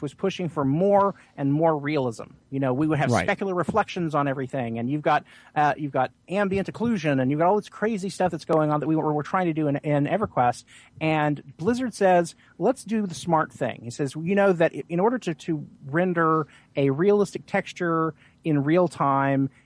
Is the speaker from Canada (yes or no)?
no; Oklahoma, United States; moved away; I'm natively from Oklahoma